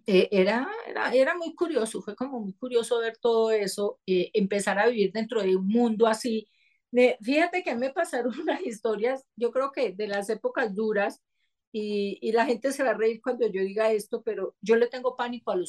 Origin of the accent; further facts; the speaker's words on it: Seville, Andalusia, Spain; yo tengo cuadernos que me encontré de pequeña, que en Sevilla, la gente que conoce Sevilla, pues no hay tiendas esotéricas, y en esa época menos